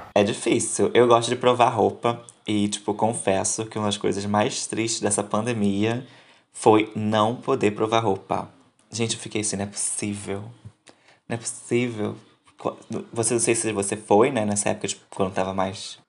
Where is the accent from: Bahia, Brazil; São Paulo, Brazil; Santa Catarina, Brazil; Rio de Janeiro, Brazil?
Rio de Janeiro, Brazil; a gente é do Rio de Janeiro